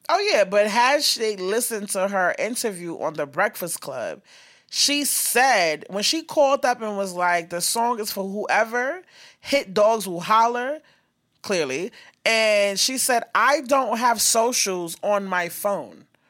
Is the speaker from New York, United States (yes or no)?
yes; New York, United States; I'm from New York